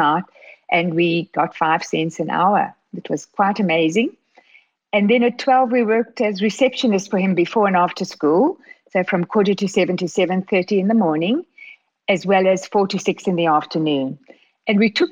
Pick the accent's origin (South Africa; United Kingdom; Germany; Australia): South Africa; moved away as an adult; also born or lived in Regina, Saskatchewan, Canada / Johannesburg, South Africa / Toronto, Canada; growing up in South Africa, born in Canada, growing up in South Africa.